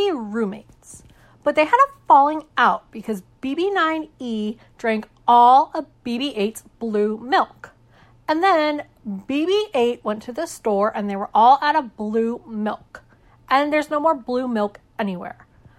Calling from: Lyndhurst, New Jersey, United States; I'm calling from Lyndhurst, New Jersey.

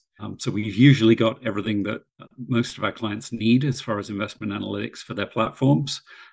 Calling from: Short Hills, New Jersey, United States; I am in Short Hills, New Jersey.

